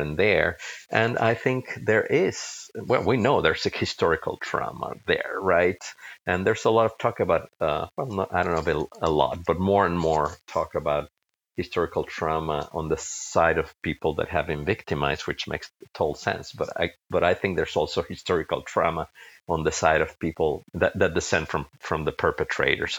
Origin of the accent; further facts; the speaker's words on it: Mexico; moved away; I come from a family, my parents are from Spain, even though I grew up in Mexico